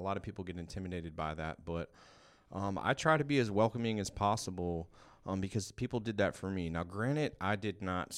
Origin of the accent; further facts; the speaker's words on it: Georgia, United States; born there; also born or lived in California; I was born in Georgia, lived in California for a while, been back and forth from here and there my whole life.